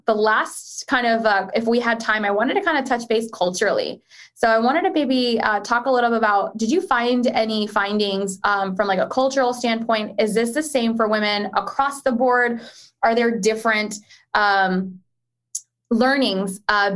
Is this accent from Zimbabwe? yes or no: no; Pakistan; as a Pakistani woman